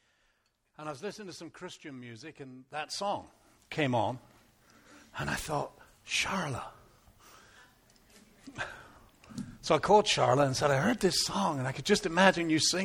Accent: England, United Kingdom; now in Canada; When we first came over to Canada, and I saw English muffins, I'm from England, that was the first time I had ever seen English muffins. We don't have them in England.

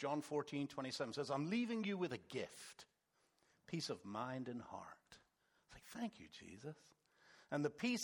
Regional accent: England, United Kingdom; moved away; We're English

